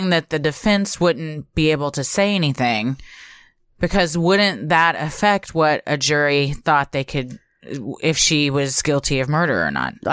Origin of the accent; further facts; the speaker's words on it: Mesquite, Texas, United States; Mesquite is my hometown.